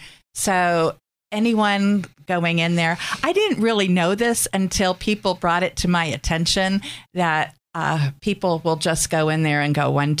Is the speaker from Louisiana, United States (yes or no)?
no; Erie, Pennsylvania, United States; I grew up on East 38th Street, the last house on 38th Street before the field and Canny Prep, and then got married, lived in my grandmother's house on 5th and Ash, and then since 1987, I've been up on the 43rd Street area